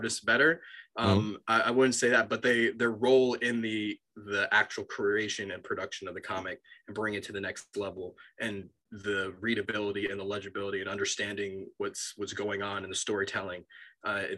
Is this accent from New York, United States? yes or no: yes; Long Island, New York, United States; I'm from New York. I grew up on Long Island, but I went to college in the city